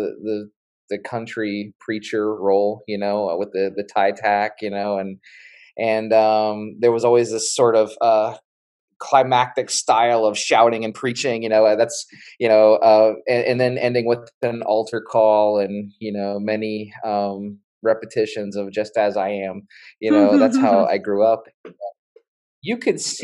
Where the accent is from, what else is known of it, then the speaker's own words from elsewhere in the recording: West Virginia, United States; I grew up in West Virginia